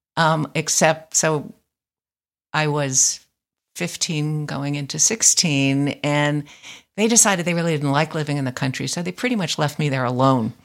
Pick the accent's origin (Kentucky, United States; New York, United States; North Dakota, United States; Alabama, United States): New York, United States; moved away; also born or lived in Berkeley, California; I grew up in Greenwich Village